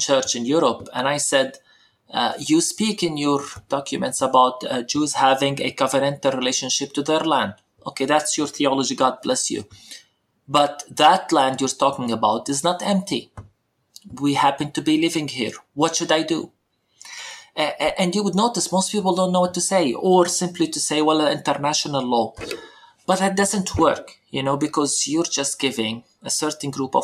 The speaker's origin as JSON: {"language": "English", "country": "Palestine", "said": "speaking as a Palestinian"}